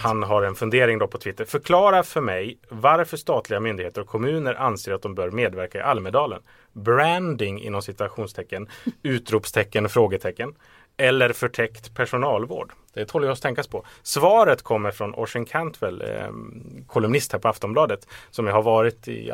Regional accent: Stockholm, Stockholm County, Sweden; som stockholmare

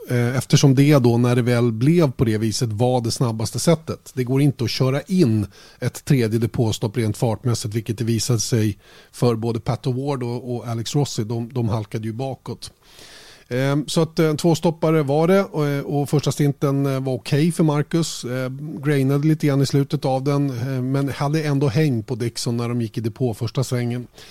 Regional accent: Sweden; Vi är ju svenskar

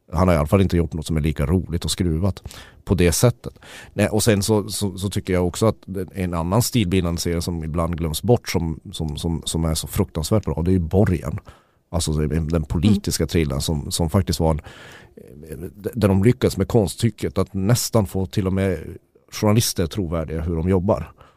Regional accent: Sweden; som svensk

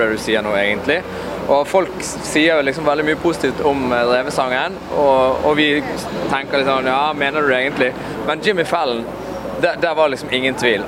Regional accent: Western Norway, Norway

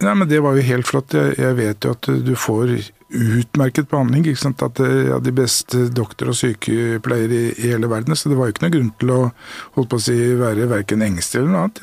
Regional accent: Norway; her i Norge er vi jo

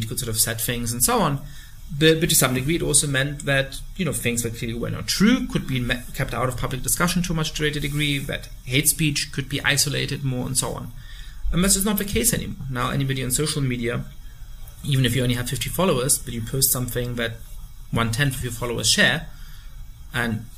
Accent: Germany; growing up in Germany and in various ways feeling conflicted about how German I am

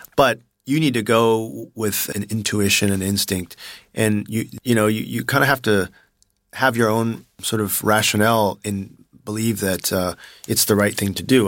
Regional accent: Palo Alto, California, United States; moved away as an adult; now in China; I grew up in Palo Alto

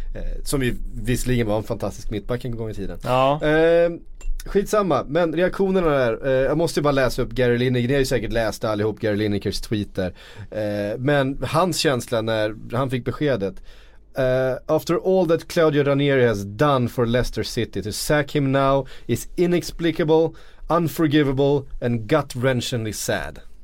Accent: Sweden; vi är svenskar

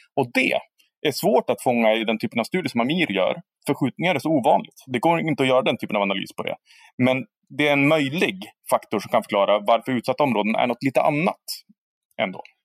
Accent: Härnösand, Västernorrland County, Sweden; jag växer upp i Härnösand, som jag nu har gjort också

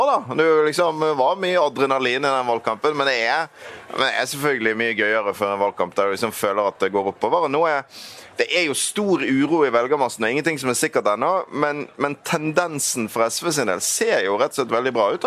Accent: Western Norway, Norway; jeg er jo fra Vestlandet

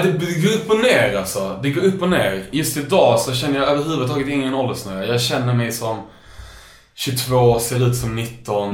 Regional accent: Lund, Skåne, Sweden; jag växte upp i Lund

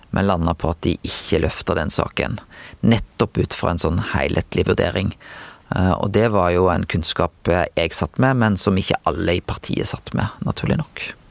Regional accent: Bømlo, Vestland, Norway; jeg er vestlending, og jeg har skiteknikk som en vestlending

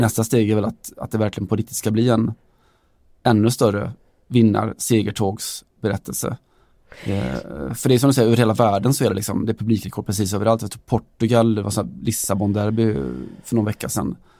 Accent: Sweden; Vi kommer från Sverige där vi har något som heter Allsvenskan

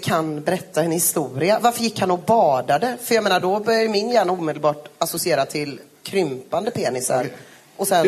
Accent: Gothenburg, Västra Götaland, Sweden; jag är från Göteborg

